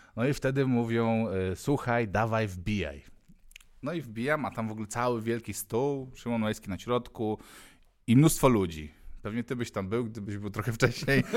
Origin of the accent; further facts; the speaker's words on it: Ulaanbaatar, Mongolia; now in Poland; skąd pochodzę, no mówię z One Bator